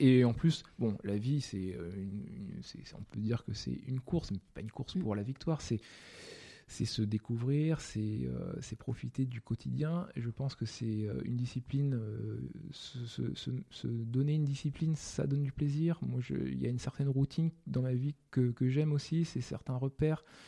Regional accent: France; je suis né en France

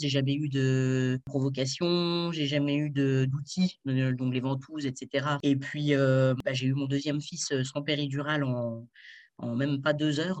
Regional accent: France; now in Switzerland; je vis maintenant en Suisse, mais je suis française

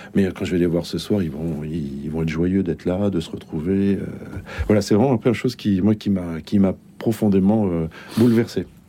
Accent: Bordeaux, Nouvelle-Aquitaine, France; moved away as an adult; now in Bondy, France; Je viens de Bordeaux

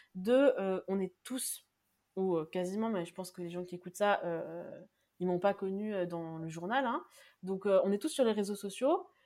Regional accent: France; on est français, nous

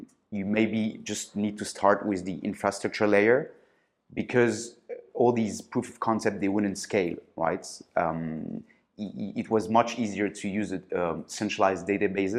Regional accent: Paris, Île-de-France, France; also born or lived in Marseille; I grew up in Paris

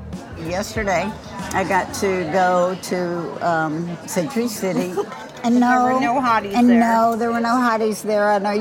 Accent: Dallas, Texas, United States; now in Venice Beach, United States; I'm a 71-year-old retiree. I live in Venice Beach, California, and I hail from Dallas, Texas.

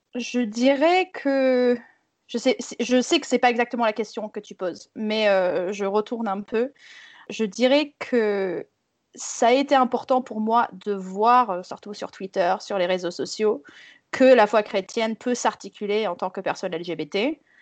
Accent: United States; moved away; je suis née aux États-Unis dans une famille Southern Baptist

